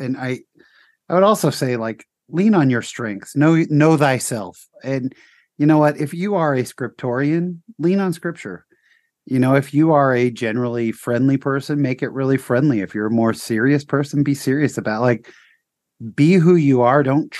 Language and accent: English; Utah, United States; I'm from Utah.